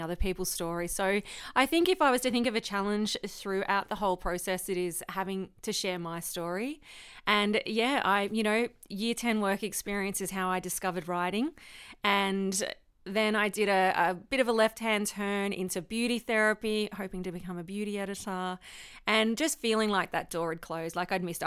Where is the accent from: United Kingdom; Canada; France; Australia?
Australia; Victoria; I'm from Victoria